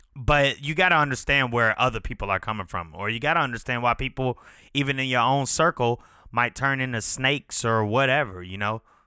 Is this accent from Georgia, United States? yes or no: yes; Chamblee, Georgia, United States; we grew up together in Shambly